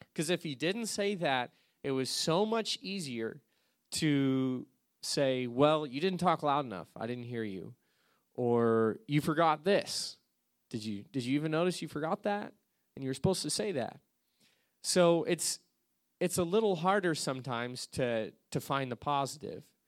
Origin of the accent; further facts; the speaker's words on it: Alaska, United States; moved away as an adult; I came from Alaska, that's where I grew up